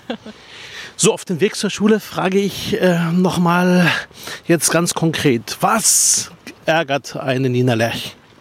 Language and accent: German; Berlin, Germany; ich komme aus Spandau